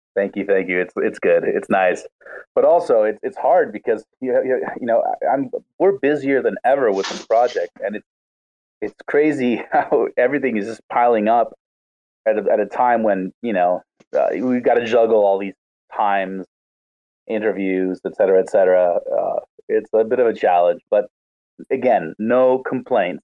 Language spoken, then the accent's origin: English; Argentina; I I am sorry for all us Argentinians here